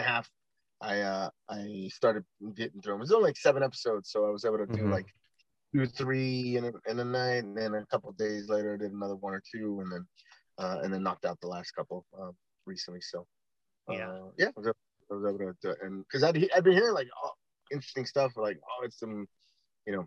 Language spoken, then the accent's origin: English; California, United States; we're from California